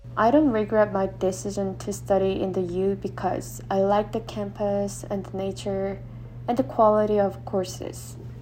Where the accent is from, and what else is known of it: South Korea; English is a second language; moved away as an adult; now in Utah, United States